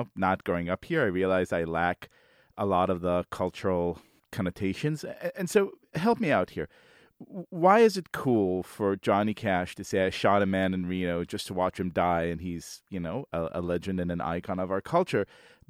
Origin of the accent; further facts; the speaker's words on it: Israel; now in United States; I grew up in Israel.